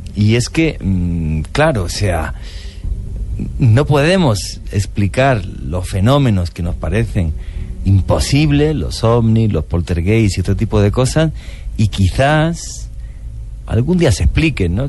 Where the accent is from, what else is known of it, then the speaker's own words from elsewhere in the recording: Spain; un diario muy conocido en mi país que se llama el ABC